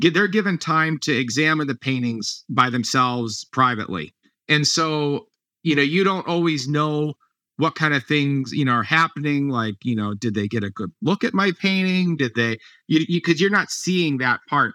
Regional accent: Ohio, United States; moved away; I grew up in Ohio, so my parents are there

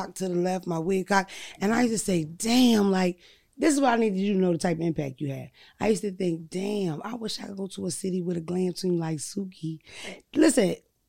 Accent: Philadelphia, Pennsylvania, United States; moved away; also born or lived in Delaware; I'm originally from Philadelphia, but I spent a lot of time in Delaware

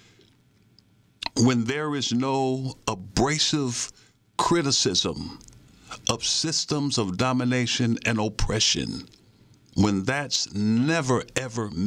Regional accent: Detroit, Michigan, United States; also born or lived in Virginia; my experience as a black teen growing up in the Jeffries Housing Projects in Detroit, Michigan

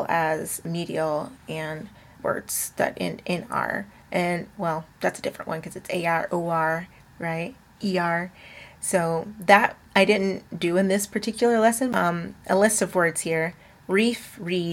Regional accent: the South, United States; I am from the South

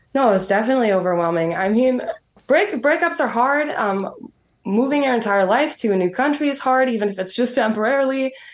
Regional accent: Medicine Hat, Alberta, Canada; from Medicine Hat, Alberta

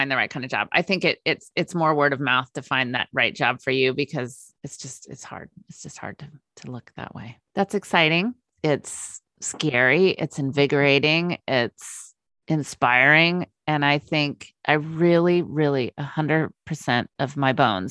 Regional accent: Northern California, United States; moved away as an adult; also born or lived in Minnesota; now in Vashon Island, United States; I grew up in Northern California

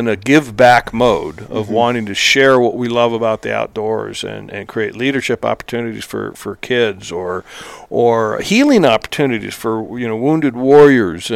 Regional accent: California, United States; I grew up in California

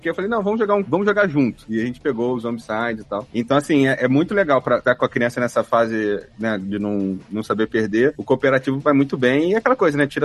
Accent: Rio de Janeiro, Brazil; como um bom carioca fala.

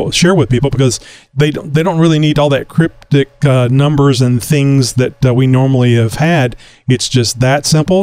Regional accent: Texas, United States; I'm a Texan, native Texan

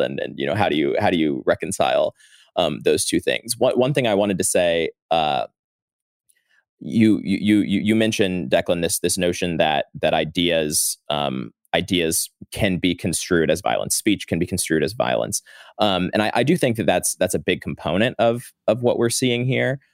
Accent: St. Louis, Missouri, United States; moved away as an adult; now in Washington, D.C., United States; I'm from Saint Louis. I, uh, have lived in D C since twenty seventeen

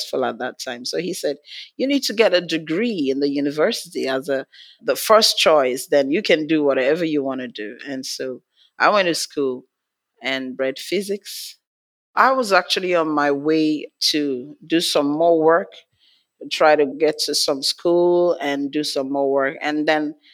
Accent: Nigeria; I'm from Nigeria, from Africa.

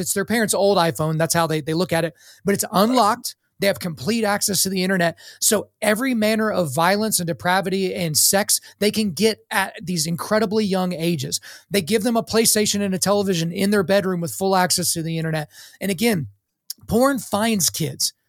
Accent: Oklahoma, United States; I was born in Oklahoma

